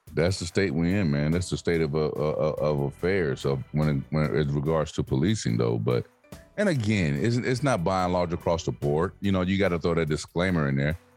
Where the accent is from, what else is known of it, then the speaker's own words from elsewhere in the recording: Alabama, United States; moved away; the further I'm away from Alabama, man, the further away I'm away from home. Like when I go home, I'm connected.